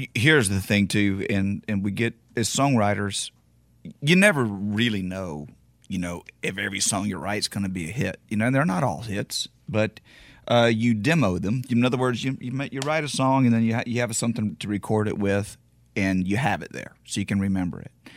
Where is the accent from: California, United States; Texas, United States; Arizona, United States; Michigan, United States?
Texas, United States; Beaumont; my hometown of, of Beaumont